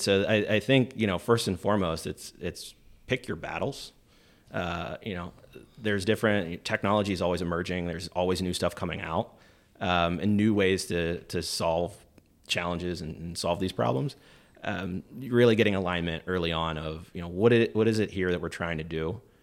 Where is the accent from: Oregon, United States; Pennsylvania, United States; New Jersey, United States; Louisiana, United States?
Pennsylvania, United States; moved away as an adult; I wanted to kinda leave my hometown, leave, uh, Pennsylvania at that time